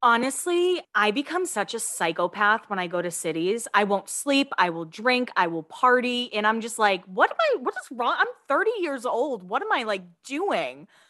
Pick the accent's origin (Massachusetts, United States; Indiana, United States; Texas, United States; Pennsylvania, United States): Massachusetts, United States; I'm from Massachusetts